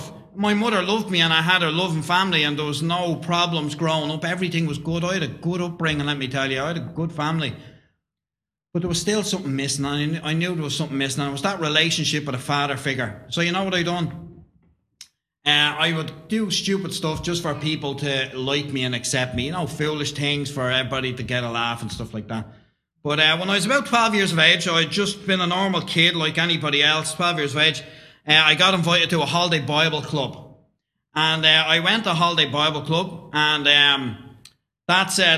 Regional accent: Dublin, Leinster, Ireland; I was brought up in Dublin, Roman Catholic, come from a Catholic background.

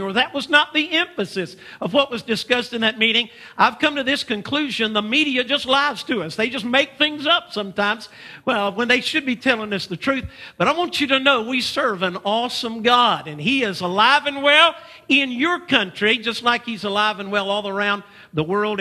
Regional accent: United States; we're from the United States of America.

